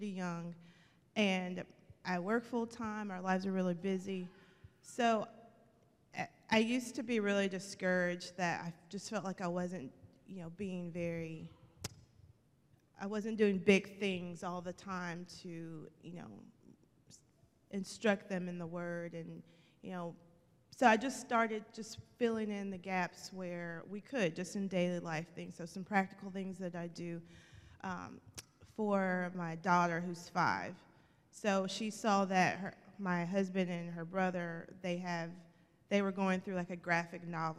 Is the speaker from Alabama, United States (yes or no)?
yes; Alabama, United States; I'm from Alabama